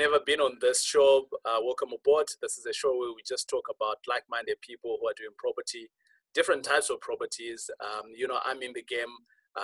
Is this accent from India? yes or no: no; Zimbabwe; I am from Rhodesia